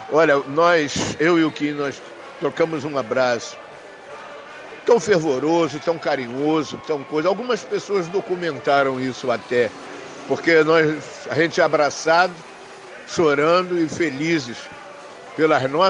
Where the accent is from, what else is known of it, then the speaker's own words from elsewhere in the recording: Rio de Janeiro, Brazil; eu acabei tendo que ficando pela ilha porque é o lugar onde eu nasci, é o lugar onde eu moro, é o lugar onde está minha família, meus amigos